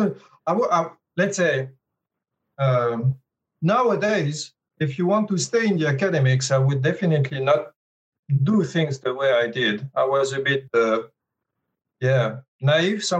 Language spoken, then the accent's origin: English; Paris, Île-de-France, France; moved away as an adult; also born or lived in Grenoble, France / Sydney, Australia; And I'm originally from Paris, so I studied in Paris.